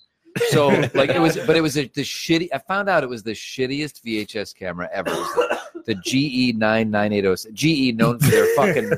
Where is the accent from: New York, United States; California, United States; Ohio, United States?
Ohio, United States; Cleveland; moved away; I grew up in Cleveland